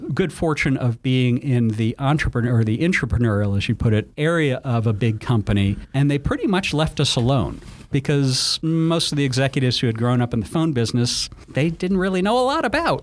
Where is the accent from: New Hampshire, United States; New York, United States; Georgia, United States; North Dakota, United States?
New York, United States; moved away as an adult; now in Atlanta, United States; I was from New York